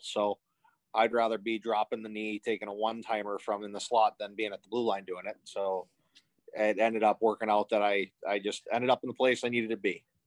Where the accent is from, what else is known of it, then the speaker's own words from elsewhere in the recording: Macomb Township, Michigan, United States; I grew up in Macomb